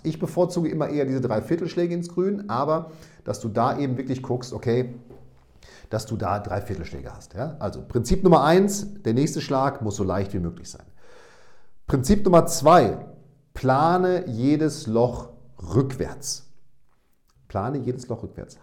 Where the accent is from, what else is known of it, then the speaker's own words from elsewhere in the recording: Münster, North Rhine-Westphalia, Germany; now in Bremen, Germany; in meine Geburtsstadt zu meinen Eltern